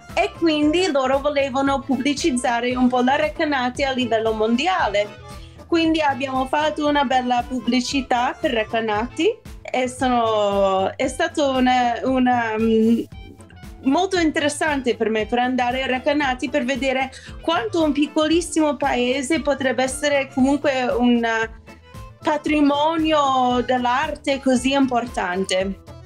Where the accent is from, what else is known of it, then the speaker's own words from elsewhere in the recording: New York, United States; Italian is a second language; moved away as an adult; now in Italy; io sono cresciuta a New York